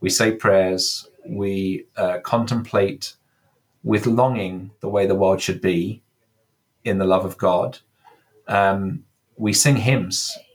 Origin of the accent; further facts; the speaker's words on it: England, United Kingdom; now in California, United States; Um, I'm English. You can maybe hear from my accent, but I've been 12 years in California at this point. So my vowels are slightly kind of affected by that.